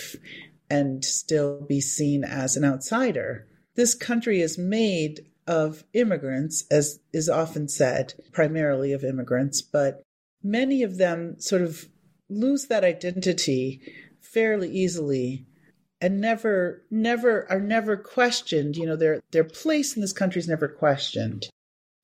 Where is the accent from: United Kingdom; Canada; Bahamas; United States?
United States; Appleton, Wisconsin; moved away as an adult; I was born in Appleton, Wisconsin, and I spent the first 18 years of my life in Appleton